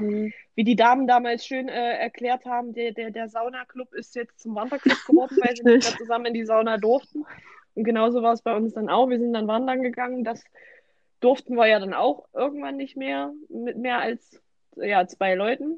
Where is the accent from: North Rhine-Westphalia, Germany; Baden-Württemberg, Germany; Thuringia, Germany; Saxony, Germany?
Thuringia, Germany; wir kommen aus Thüringen